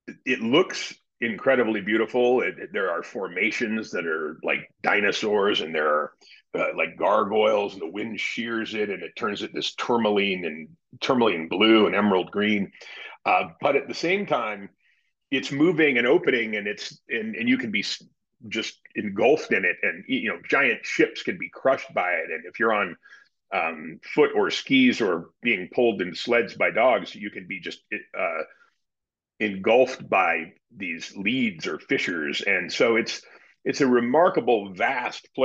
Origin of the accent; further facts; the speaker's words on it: Sun Valley, Idaho, United States; I grew up in Sun Valley, Idaho